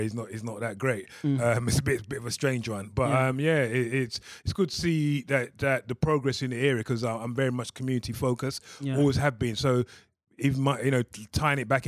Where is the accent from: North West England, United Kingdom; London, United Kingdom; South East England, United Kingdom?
London, United Kingdom; now in South London, United Kingdom; I'm a local North London boy from the area of Tottenham. I grew up in Tottenham, not too far away from here.